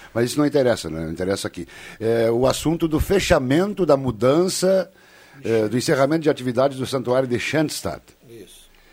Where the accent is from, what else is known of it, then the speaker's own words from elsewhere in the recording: Passo do Sobrado, Rio Grande do Sul, Brazil; amigos conterrâneos de Passo do Sobrado, minha terra